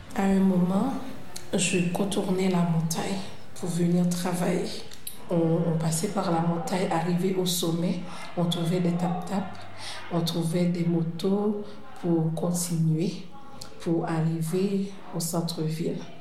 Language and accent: French; Carrefour, Ouest, Haiti; Je suis née à Port-au-Prince. En fait, je suis née à Carrefour dans un environnement très calme